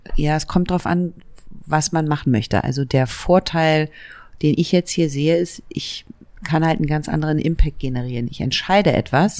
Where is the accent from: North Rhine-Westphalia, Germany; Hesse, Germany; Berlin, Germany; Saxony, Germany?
Berlin, Germany; also born or lived in Leipzig; ich bin in West-Berlin geboren und zwar im Südwesten von Berlin, fast an der Mauer. Da bin ich aufgewachsen